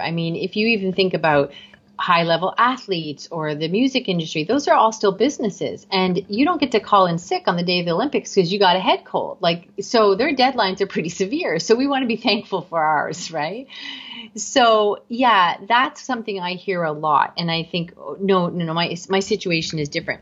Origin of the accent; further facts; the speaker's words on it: Canada; I am Canadian